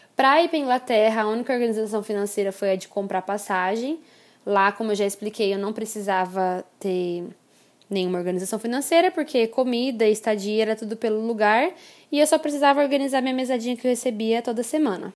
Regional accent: Brazil; moved away as an adult; also born or lived in England / Málaga, Spain; Eu sentia muita saudade, por exemplo, da nossa comida. Por mais que eu tentasse fazer comida brasileira em casa, não era igual

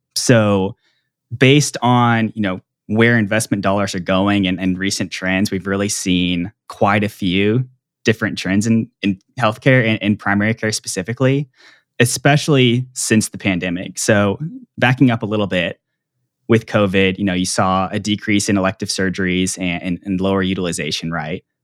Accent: Plano, Texas, United States; I grew up in Dallas, Texas, and actually in Plano, which is a suburb north of Dallas

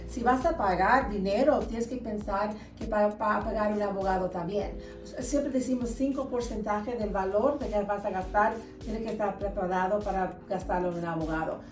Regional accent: Alabama, United States; now in Utah, United States; mis padres son de Uruguay, pero yo nací en los Estados Unidos, me creí en Alabama

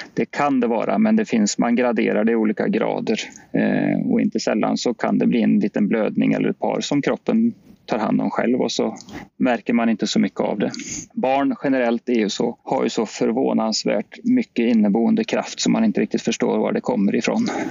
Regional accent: Sweden; som svenskar

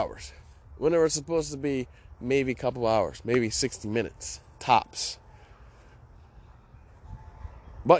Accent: Chicago, Illinois, United States; now in Hawaii, United States; I grew up in Chicago

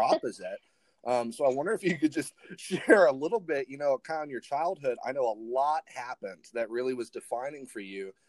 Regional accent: Ireland; moved away; I actually I grew up overseas, so I grew up in Ireland.

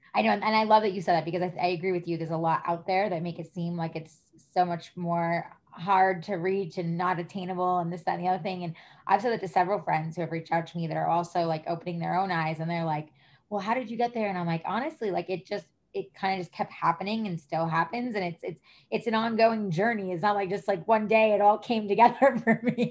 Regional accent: New York, United States; moved away; I'm originally from New York.

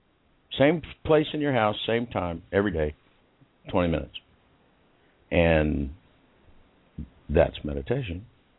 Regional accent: United States; Being the American representative in the virtual room

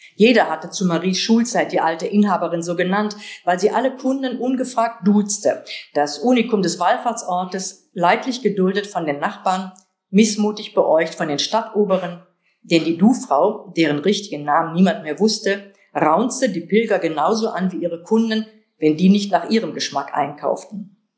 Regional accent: Kevelaer, North Rhine-Westphalia, Germany; moved away; Kevlar, meinen Geburtsort

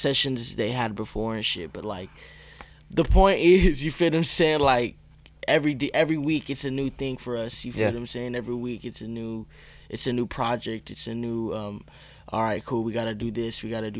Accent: Arizona, United States; also born or lived in Tucson; now in San Diego, United States; I'm from Arizona

